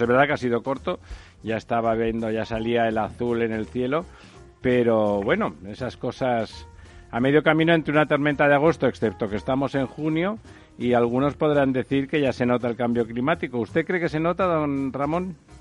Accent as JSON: {"language": "Spanish", "region": "Mediterranean coast", "country": "Spain", "said": "en mi tierra, en el Mediterráneo"}